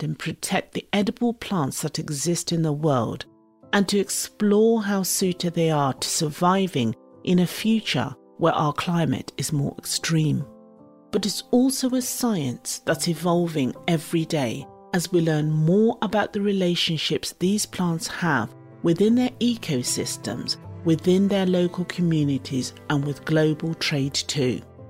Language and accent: English; Zimbabwe; now in United Kingdom; the foods I grew up with in Zimbabwe